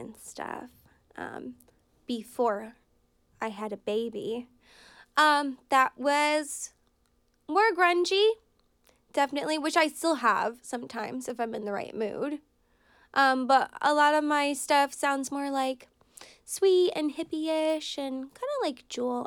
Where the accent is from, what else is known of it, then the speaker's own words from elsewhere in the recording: Brattleboro, Vermont, United States; I grew up in Brattleboro, Vermont, which is artsy, eccentric type of town.